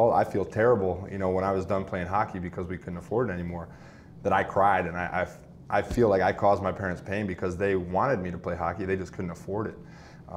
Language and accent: English; Pewaukee, Wisconsin, United States; moved away; growing up in Pewaukee, Wisconsin